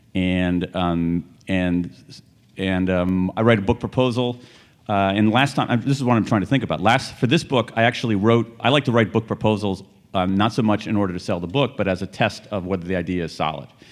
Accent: American Midwest, United States; I grew up in the American Midwest when the Rust Belt was rusting

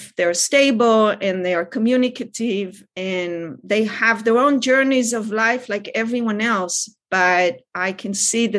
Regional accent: Israel; now in California, United States; I grew up in Israel.

